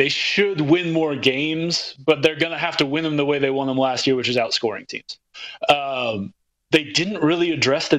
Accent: Atlanta, Georgia, United States; I'm from Atlanta

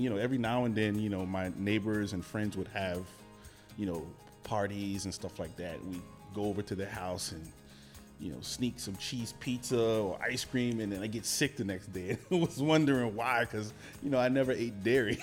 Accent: Gainesville, Florida, United States; moved away as an adult; also born or lived in West Palm Beach, Florida; now in Oregon, United States; born in West Palm, raised in Gainesville, which is just out, um, north central Florida

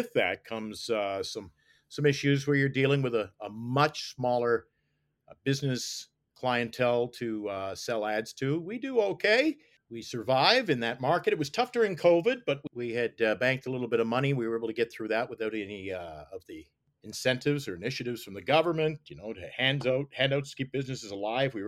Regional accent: Nova Scotia, Canada; now in Iqaluit, Canada; growing up in Nova Scotia

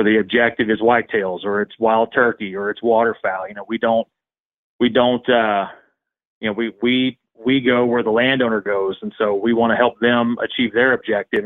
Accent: Central Missouri, United States; I'm from Central Missouri. Grew up in a really rural community

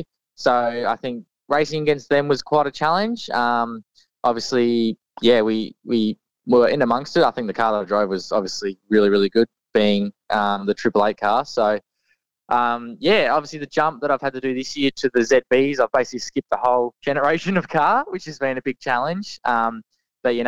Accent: Mount Gambier, South Australia, Australia; great little town. It's where I grew up. And it's cool to come back and live here for the moment

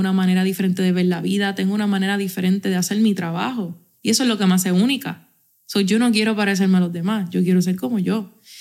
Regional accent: Puerto Rico; aquí somos boricuas y nos entendemos hablando rey y habichuela

